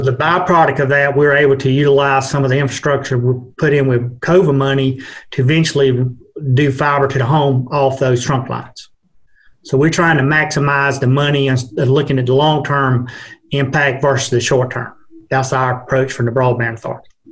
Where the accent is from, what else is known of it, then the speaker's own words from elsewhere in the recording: Georgia, United States; moved away as an adult; now in Virginia, United States; I'm from Georgia, uh, moved up here a little over a year